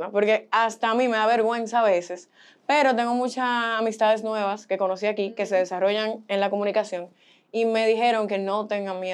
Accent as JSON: {"language": "Spanish", "town": "Boston", "region": "Massachusetts", "country": "United States", "tie": "born there", "said": "yo tengo padres dominicanos eh, nací en Boston y me criaron aquí y allá."}